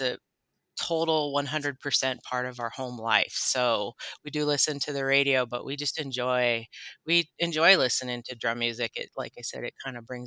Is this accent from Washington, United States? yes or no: yes; Colville Confederated Tribes Reservation, Washington, United States; born and raised on the Colville Confederated Tribes Reservation